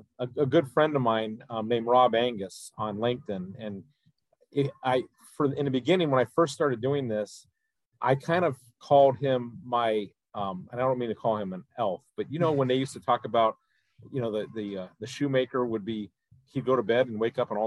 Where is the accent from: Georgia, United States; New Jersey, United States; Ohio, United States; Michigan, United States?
Ohio, United States; I decided to ETS and I came back to my hometown of Ohio in the mid to late 90s